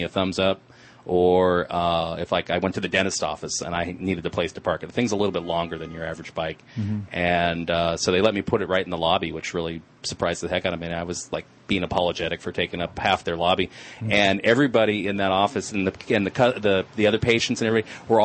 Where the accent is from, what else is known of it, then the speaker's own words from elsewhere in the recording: Santa Monica, California, United States; I was born in Santa Monica